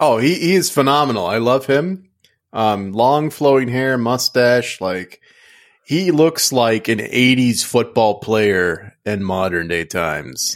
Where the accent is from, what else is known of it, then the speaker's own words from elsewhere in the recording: Louisiana, United States; growing up in Louisiana